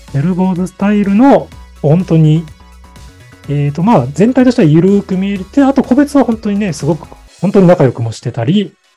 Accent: Fukuoka, Japan; moved away; 福岡に生まれて、西へ西、あ、東へ東へ進んできて

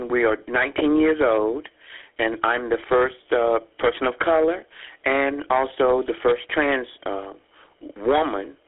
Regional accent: Jacksonville, North Carolina, United States; moved away as an adult; also born or lived in New York; growing up in Jacksonville, North Carolina

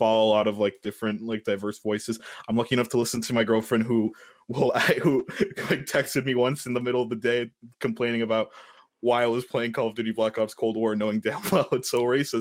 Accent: United States; I'm technically American

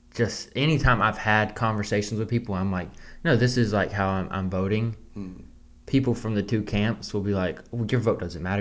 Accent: the South, United States; growing up in the South, you it's normal for people to go hunt.

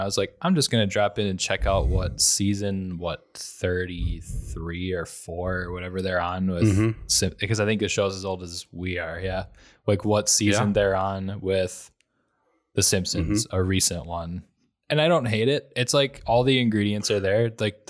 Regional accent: Wisconsin, United States; accent: Wisconsin; I lose some of my Wisconsin accent and I don't curse.

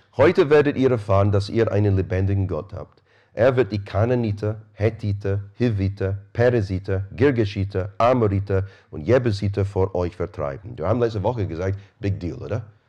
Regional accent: Scotland, United Kingdom; now in Rosenheim, Germany; Ich bin Schotte

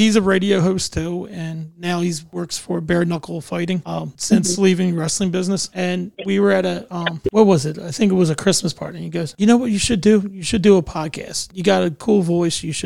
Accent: Delaware County, Pennsylvania, United States; I'm from Delco, Pennsylvania. We're all sarcastic people

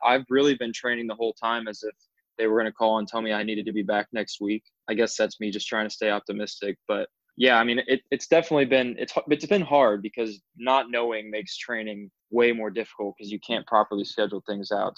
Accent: Orlando, Florida, United States; also born or lived in Alabama; I was born and raised in Orlando, Florida

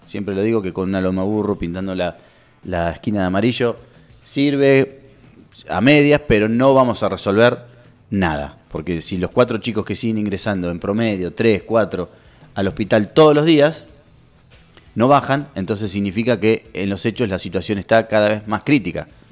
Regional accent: Nueve de Julio, Buenos Aires Province, Argentina; yo soy de 9 de julio. Yo soy de 9 de julio. Y quiero lo mejor para mi ciudad

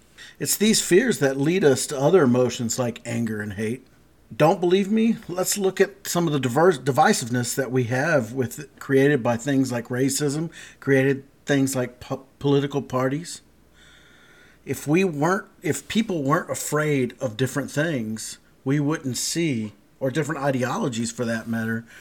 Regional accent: South Texas, United States; I grew up in Texas, and South Texas

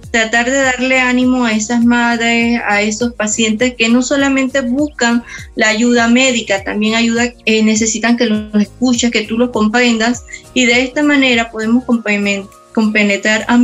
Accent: Panama; also born or lived in Sao Paulo, Brazil; panameña, 47 años, casada con un hijo adolescente

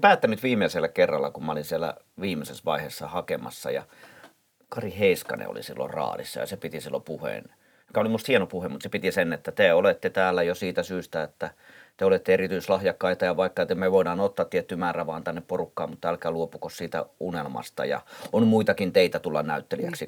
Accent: Helsinki, Uusimaa, Finland; Pitäjänmäen lapsia, mistä mä oon kotoisin

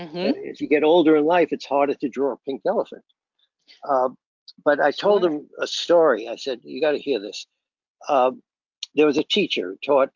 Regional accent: New York City, New York, United States; I grew up in Brooklyn

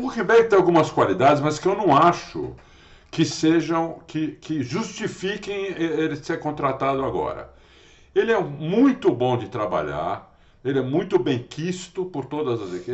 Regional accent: Brazil; eu sou brasileiro

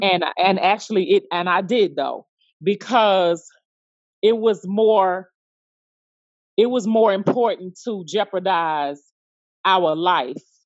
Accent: New York, United States; now in Memphis, United States; originally from New York. I live in Memphis, Tennessee

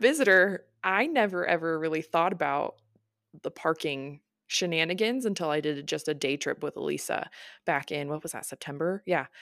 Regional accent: Pacific Northwest, United States; we're from the Pacific Northwest

